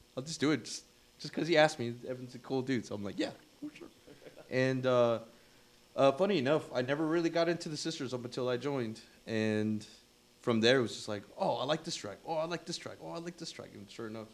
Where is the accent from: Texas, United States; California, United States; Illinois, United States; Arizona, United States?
Texas, United States; Houston; I'm from Houston, Texas